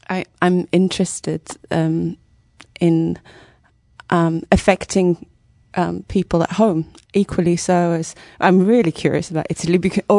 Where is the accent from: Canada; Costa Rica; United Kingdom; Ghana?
United Kingdom; I'm from Britain